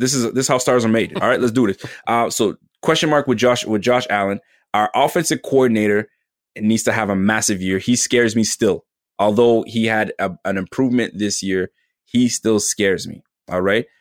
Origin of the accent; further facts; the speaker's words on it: Canada; I'm from Canada